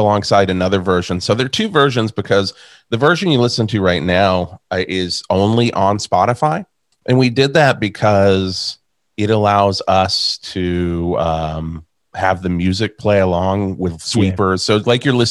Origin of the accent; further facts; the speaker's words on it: Radford, Virginia, United States; the radio station I grew up listening to in Radford, Virginia was Rock 104.